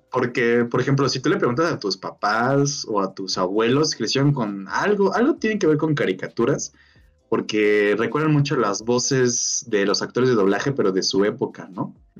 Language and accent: Spanish; Mexico